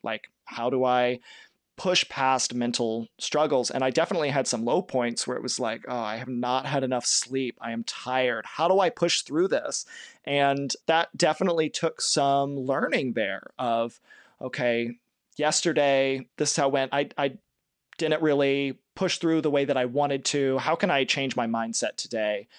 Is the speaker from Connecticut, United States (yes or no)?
no; Kentucky, United States; I'm from Kentucky. I'm from not too far away from the Shell Toy Trace.